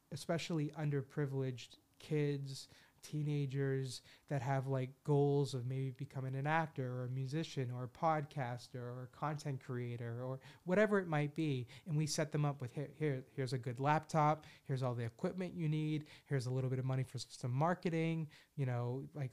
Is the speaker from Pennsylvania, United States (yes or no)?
no; Boston, Massachusetts, United States; Only in Boston, as a Bostonian